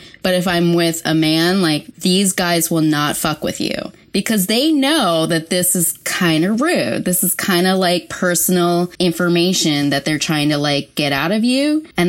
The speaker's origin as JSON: {"language": "English", "town": "San Francisco", "region": "California", "country": "United States", "said": "I say San Francisco."}